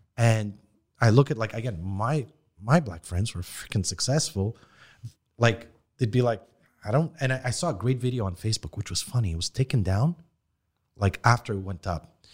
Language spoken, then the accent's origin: English; Montreal, Quebec, Canada; we grew up in Parkex. Half my friends were Haitian